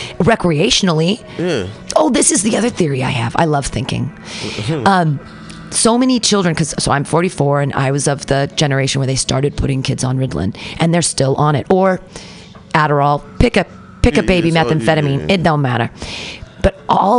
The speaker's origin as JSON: {"language": "English", "country": "United States", "said": "as an American"}